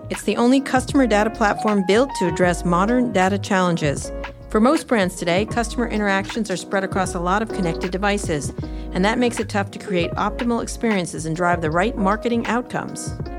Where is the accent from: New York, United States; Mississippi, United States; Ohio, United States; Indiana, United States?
New York, United States; Roslyn Harbor; I grew up in Roslyn Harbor, Anthony.